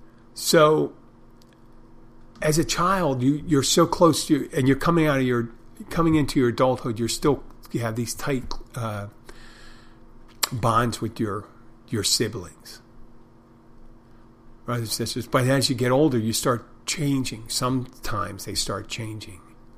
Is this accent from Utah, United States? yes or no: no; Odenton, Maryland, United States; I'm from Odenton, Maryland. Originally.